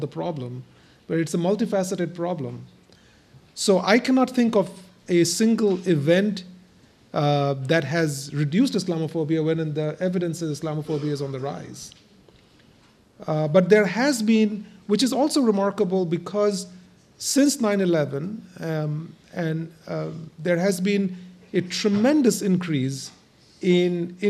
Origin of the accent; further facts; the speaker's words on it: India; now in United States; I come from India, and I've lived as a religious minority all my life, in India and now in the US.